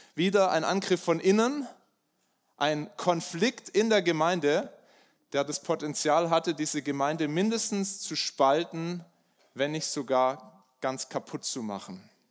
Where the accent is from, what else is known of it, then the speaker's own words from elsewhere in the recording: Germany; also born or lived in Bayreuth; bei uns in Deutschland